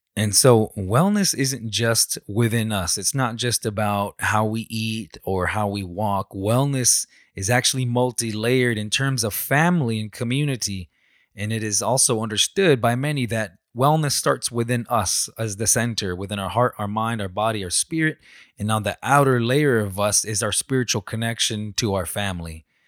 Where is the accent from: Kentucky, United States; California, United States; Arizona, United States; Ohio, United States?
Arizona, United States; Salt River; I'm from the Salt River people in Arizona.